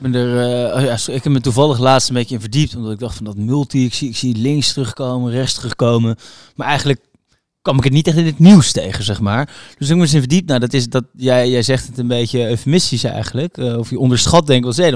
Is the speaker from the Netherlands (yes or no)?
yes; Utrecht, Netherlands; Ik kom uit Utrecht